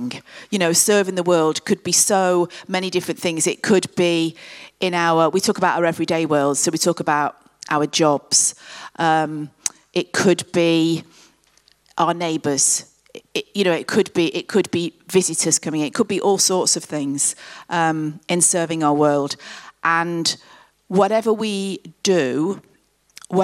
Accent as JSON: {"language": "English", "town": "Coventry", "region": "West Midlands", "country": "United Kingdom", "tie": "born or raised there", "said": "Coventry, which is my hometown"}